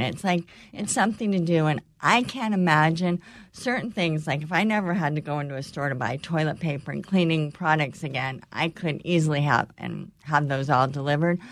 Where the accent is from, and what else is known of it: California, United States; born or raised there; moved away